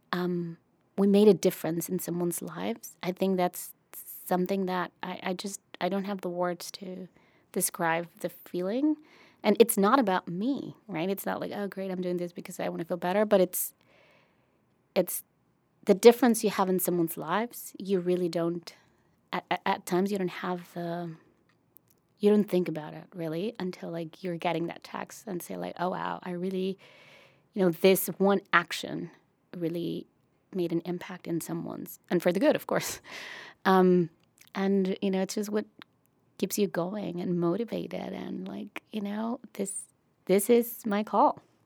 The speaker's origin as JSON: {"language": "English", "town": "Brownsville", "region": "Texas", "country": "United States", "tie": "born or raised there", "said": "my hometown"}